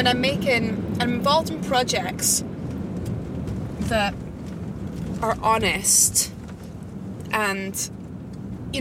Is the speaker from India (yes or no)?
no; Edinburgh, Scotland, United Kingdom; also born or lived in Isle of Eigg, Scotland; I was born in Edinburgh in Scotland and grew up between Edinburgh and a wee island off the west coast of Scotland called the Isle of Egg